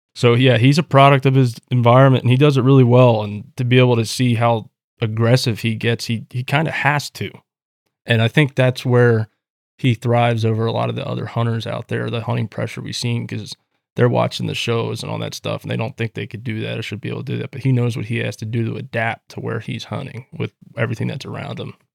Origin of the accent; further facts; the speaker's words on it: Pennsylvania, United States; moved away; I'm from Pennsylvania as well originally